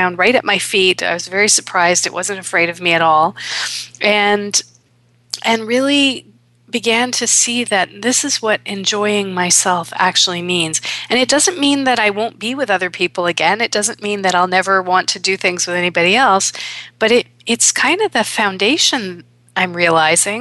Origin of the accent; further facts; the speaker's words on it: Toronto, Ontario, Canada; in Toronto, here in my hometown